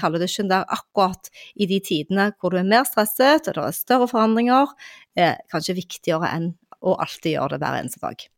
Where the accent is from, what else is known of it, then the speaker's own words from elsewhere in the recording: Western Norway, Norway; på Vestlandet, der jeg kommer fra